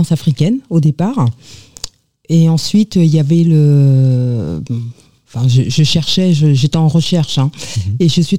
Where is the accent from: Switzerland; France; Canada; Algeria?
France; Normandy; moved away; also born or lived in Paris; Alors, moi, je suis euh, de la Martinique, née en Normandie.